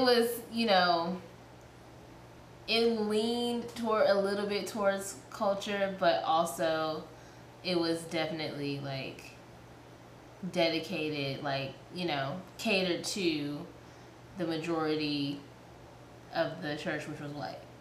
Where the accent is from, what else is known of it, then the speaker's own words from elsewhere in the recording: New York City, New York, United States; moved away; also born or lived in Columbus, Georgia; I was raised in Queens, New York